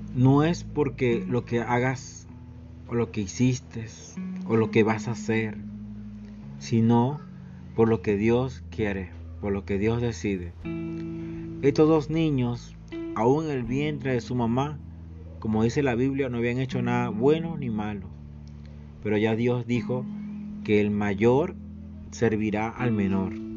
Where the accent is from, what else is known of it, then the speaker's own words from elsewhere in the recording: Venezuela; Somos venezolanos, somos latinoamericanos